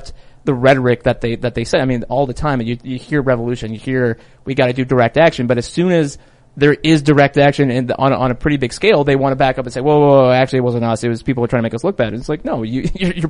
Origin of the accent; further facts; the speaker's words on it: Wheaton, Illinois, United States; my hometown of Wheaton